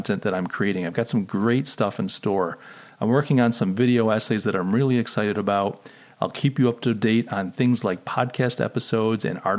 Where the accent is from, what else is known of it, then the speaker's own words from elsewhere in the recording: Rochester, New York, United States; I come from Rochester, so Kodak is the big name